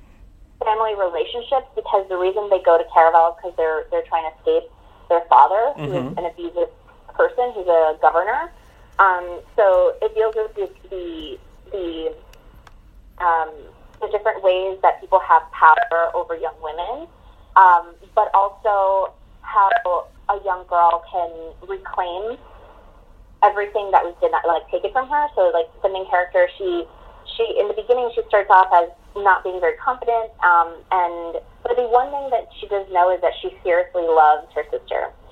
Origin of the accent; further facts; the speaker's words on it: New York, United States; I'm from New York